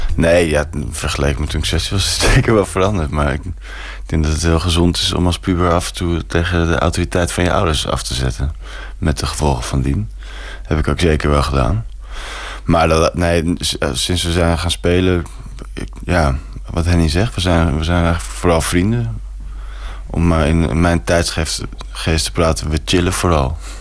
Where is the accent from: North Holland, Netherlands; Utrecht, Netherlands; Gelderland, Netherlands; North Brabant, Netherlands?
North Holland, Netherlands; Amsterdam; En dat is gewoon hier om de hoek, grachtengordel